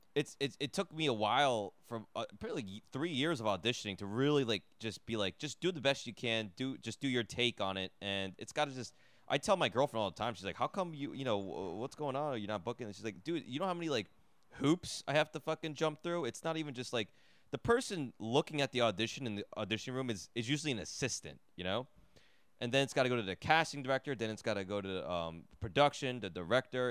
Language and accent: English; New Jersey, United States; I grew up in New Jersey